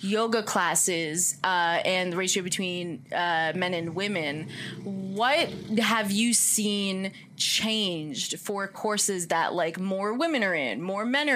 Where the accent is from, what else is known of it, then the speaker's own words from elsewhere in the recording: Lyndhurst, New Jersey, United States; when I was in Jefferson School in Lyndhurst, New Jersey